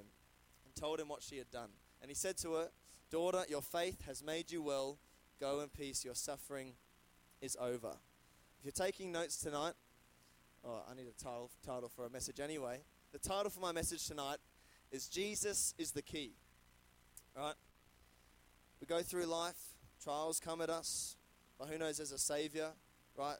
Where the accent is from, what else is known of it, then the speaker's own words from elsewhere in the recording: Brisbane, Queensland, Australia; moved away as an adult; now in Adelaide, Australia; I'm from Brisbane. I moved in the start of 2020.